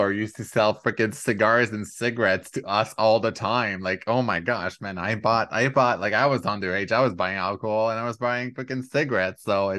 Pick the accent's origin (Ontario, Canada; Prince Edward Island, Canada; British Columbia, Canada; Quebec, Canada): Quebec, Canada; also born or lived in Alberta; as I grew up in Quebec